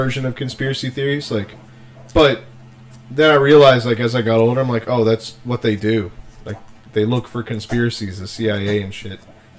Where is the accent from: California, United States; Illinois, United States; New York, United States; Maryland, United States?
New York, United States; Bronx; I'm from the Bronx.